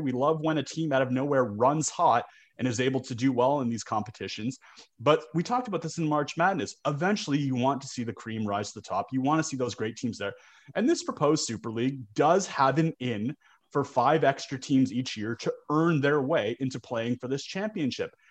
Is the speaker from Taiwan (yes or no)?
no; Canada; I'm Canadian